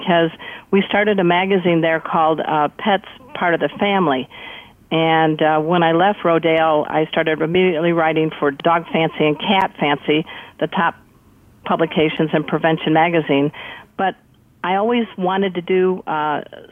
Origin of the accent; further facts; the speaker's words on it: Crown Point, Indiana, United States; moved away; also born or lived in South Florida; I grew up in the Midwest in a town called Crown Point, where it was famous because Dillinger escaped from our jail